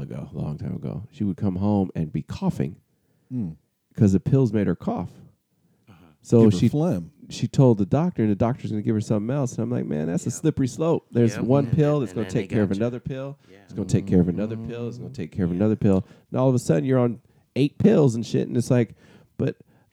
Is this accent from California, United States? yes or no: yes; Southern California, United States; I'm from Southern California